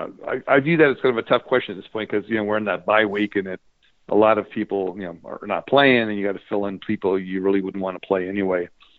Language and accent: English; Cleveland, Ohio, United States; moved away; Spent many years growing up in Cleveland, mistake by the lake.